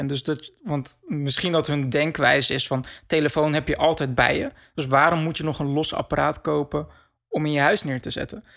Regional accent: Netherlands; wij als Nederlanders

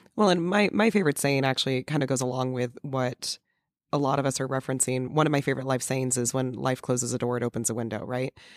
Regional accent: California, United States; growing up in California

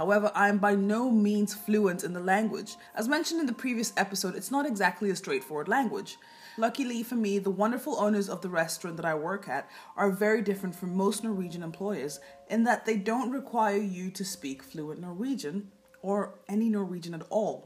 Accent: Kenya; now in Norway; I was from Kenya

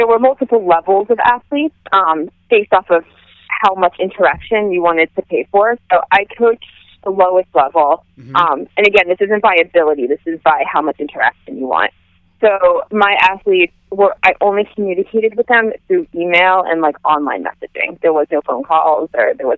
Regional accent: right outside of Princeton, New Jersey, United States; moved away as an adult; also born or lived in New York / Michigan; now in Boston, United States; I grew up in New Jersey, right outside of Princeton

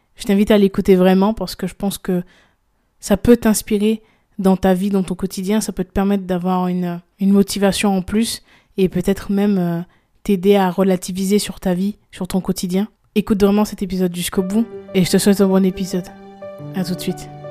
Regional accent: Guadeloupe; je viens de la Guadeloupe

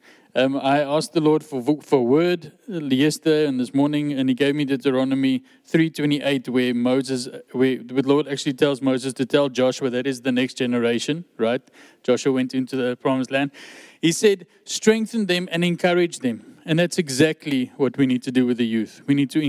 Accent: West Coast, Western Cape, South Africa; also born or lived in Durban; I was born in Durban, but I grew up on the West Coast.

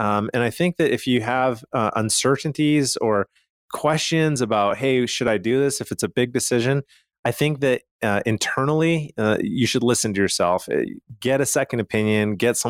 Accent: Calgary, Alberta, Canada; So I'm from Calgary, Canada, and my dad had a pretty large estate.

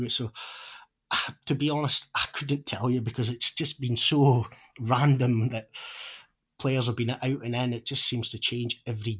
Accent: Peterhead, Scotland, United Kingdom; moved away as an adult; now in Fife, United Kingdom; being born and brought up in Peterhead, I don't find it cold, even though I've lived down in Fife now for nearly 15 years.

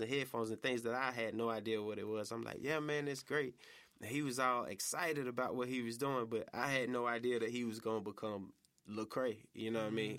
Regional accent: College Park, Georgia, United States; moved away as an adult; also born or lived in Atlanta; now in Memphis, United States; Atlanta, uh, by way of College Park

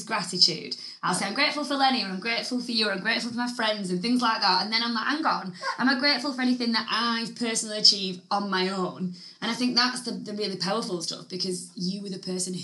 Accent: Chorley, North West England, United Kingdom; We're from Chorley

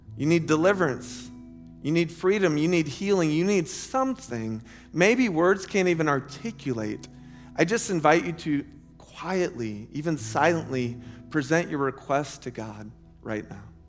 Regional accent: Lake Wales, Florida, United States; moved away as an adult; also born or lived in Chicago; our church growing up in Lake Wales

